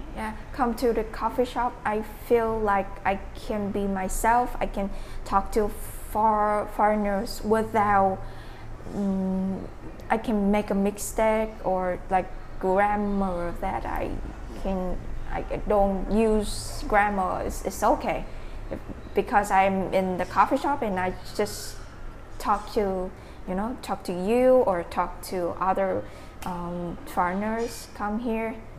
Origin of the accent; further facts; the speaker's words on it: Dak Lak, Vietnam; English is a second language; moved away as an adult; now in Ho Chi Minh City, Vietnam; I'm from Dak Lắk province